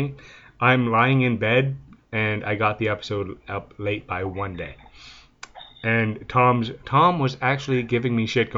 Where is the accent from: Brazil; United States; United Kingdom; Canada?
Canada; I'm French Canadian, so poutine's a regular thing here